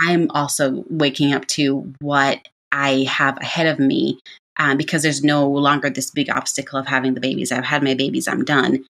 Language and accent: English; Jamaica; moved away; being born and raised in Jamaica